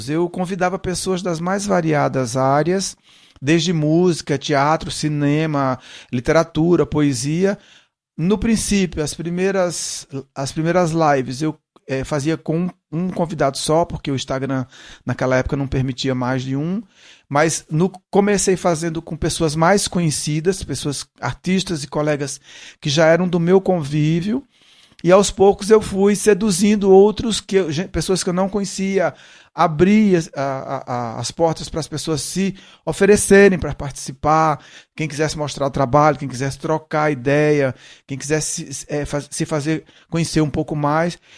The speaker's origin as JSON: {"language": "Portuguese", "region": "Ceará", "country": "Brazil", "accent": "Cearense mixed with Pernambucano and Paulista", "lives_now": "São Paulo, Brazil", "said": "eu não sou eu não sou pernambucano, eu sou cearense, então, meu sotaque de origem é cearense, mas eu misturei com sotaque pernambucano. E aí vim para São Paulo, misturei com sotaque paulista."}